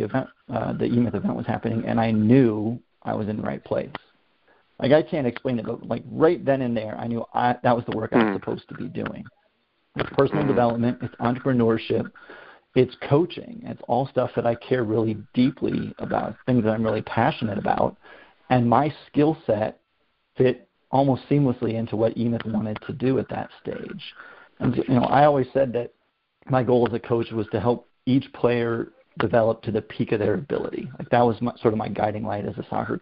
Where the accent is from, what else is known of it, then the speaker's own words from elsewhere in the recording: Ohio, United States; moved away as an adult; also born or lived in Portland, Oregon; I moved from my hometown in Ohio to Portland, Oregon in 2010